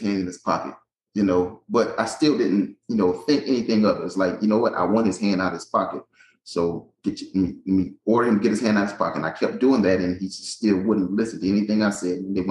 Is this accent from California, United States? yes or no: no; Hampton, South Carolina, United States; also born or lived in Union, New Jersey; now in North Carolina, United States; I'm from South Carolina, a small town called Hampton.